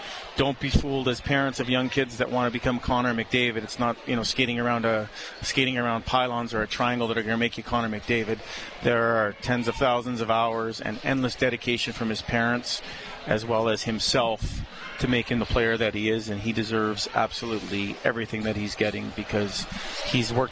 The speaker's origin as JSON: {"language": "English", "town": "Edmonton", "region": "Alberta", "country": "Canada", "tie": "born or raised there", "said": "I'm born and raised in Edmonton, Reid. This is my town"}